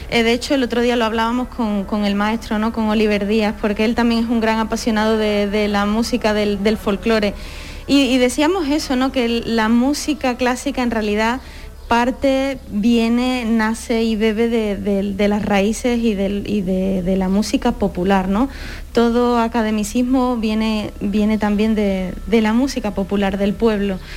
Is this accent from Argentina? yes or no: no; Seville, Andalusia, Spain; profeta en mi tierra, porque eso no siempre es posible y yo la verdad me siento súper agradecida con, mi ciudad, con todas las oportunidades que se me dan y con, la suerte que tengo, ¿no? de, de poder eh, crecer como artista también aquí en Sevilla